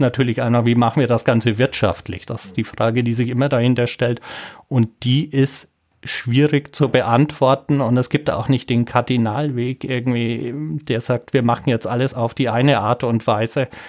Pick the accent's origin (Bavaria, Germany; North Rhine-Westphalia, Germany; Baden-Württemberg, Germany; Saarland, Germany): Bavaria, Germany; Franconia; moved away as an adult; also born or lived in Braunschweig; now in Trier, Germany; ich komme aus Franken.